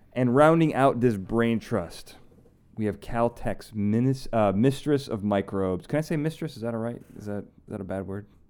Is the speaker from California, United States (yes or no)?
no; Chicago, Illinois, United States; moved away; I'm from Chicago